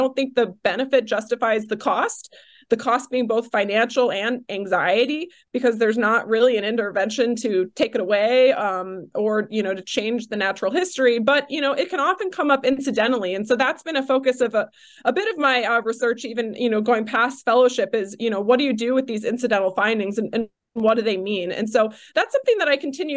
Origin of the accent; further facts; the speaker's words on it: Ohio, United States; also born or lived in North Carolina / New York; now in California, United States; I grew up in Ohio